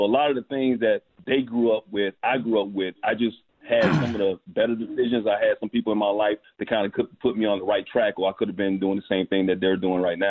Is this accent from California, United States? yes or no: no; Alabama, United States; also born or lived in Bronx; Yeah, I was born in the Bronx. I'm always going to be a New York dude, but Alabama is where my roots are. You know, that's where my formative years of my life.